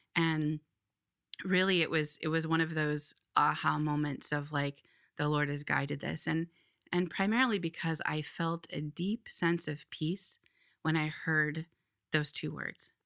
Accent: Iowa, United States; moved away as an adult; now in Philadelphia, United States; I grew up in Iowa

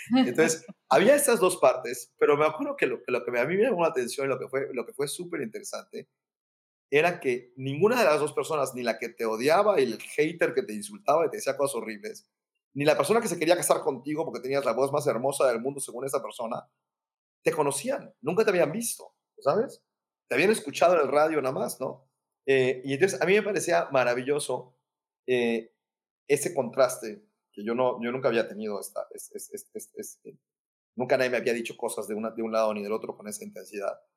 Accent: Mérida, Yucatán, Mexico; moved away; also born or lived in Mexico City; yo soy originario de Mérida

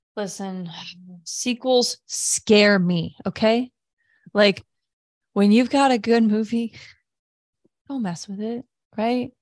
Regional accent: Midwest, United States; moved away as an adult; now in Washington, D.C. area, United States; being a Midwesterner

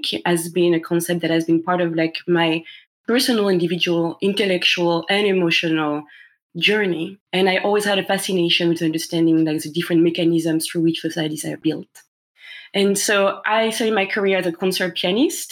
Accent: Paris, Île-de-France, France; English is a second language; moved away; as you can hear by my accent, and as you know, Phil, I'm from France originally. I was born and raised in Paris

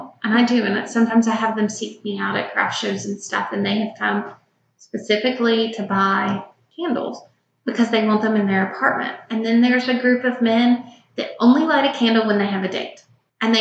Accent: Shreveport, Louisiana, United States; We grew up in Shreveport, Louisiana.

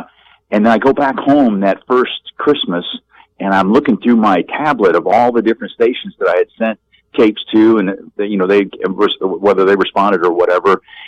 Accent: Madison, Wisconsin, United States; moved away as an adult; now in Mississippi, United States; born and raised in Madison, Wisconsin.

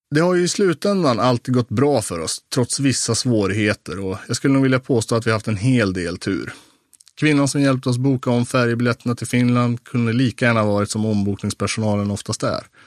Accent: Sweden; som svensk medelklasspojke i 25-årsåldern

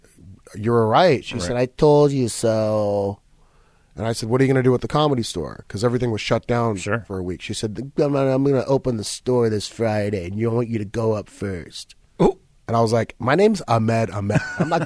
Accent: Egypt; I said, I'm from Egypt.

